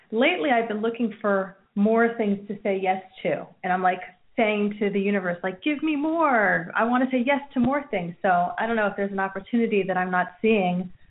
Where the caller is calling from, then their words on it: New Jersey, United States; Hi, this is … from New Jersey.